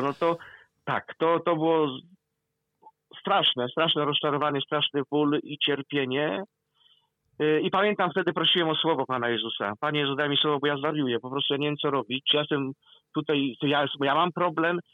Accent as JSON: {"language": "Polish", "area": "Kielce region", "region": "Świętokrzyskie Voivodeship", "country": "Poland", "tie": "born or raised there", "said": "ja, który pochodzę z Kielecczyzny rodem"}